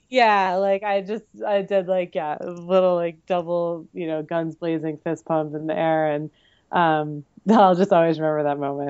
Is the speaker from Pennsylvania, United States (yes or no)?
no; Pennington, New Jersey, United States; I'm from Pennington, New Jersey.